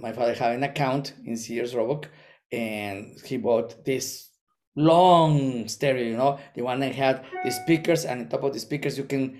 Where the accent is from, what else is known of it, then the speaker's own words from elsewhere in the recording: Monterrey, Nuevo León, Mexico; English is a second language; also born or lived in Guanajuato; I met him in Mexico before I went to the States. We were playing in an orchestra. We moved to from Monterrey to Guanajuato City